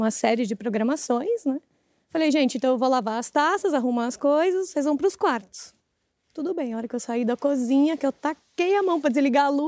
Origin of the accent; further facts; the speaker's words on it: São Paulo, Brazil; Eu sou de São Paulo.